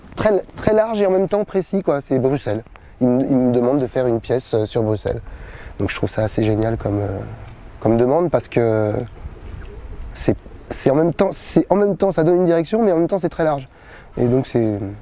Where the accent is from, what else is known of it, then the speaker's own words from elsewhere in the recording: Paris, Île-de-France, France; Je suis né en 1976 à Paris